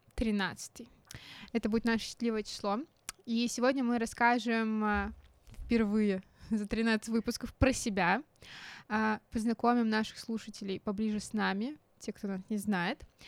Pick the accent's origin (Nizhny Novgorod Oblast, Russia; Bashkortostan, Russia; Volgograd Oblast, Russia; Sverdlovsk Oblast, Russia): Nizhny Novgorod Oblast, Russia; Nizhny Novgorod; мы из Нижнего Новгорода.